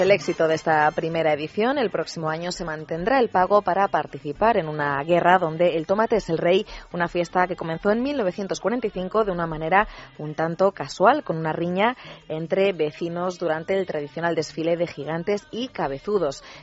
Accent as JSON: {"language": "Spanish", "town": "Buñol", "region": "Valencian Community", "country": "Spain", "said": "Soy de aquí de Buñol y hacía más de 20 años que no salía el tomate porque venía muchísima gente"}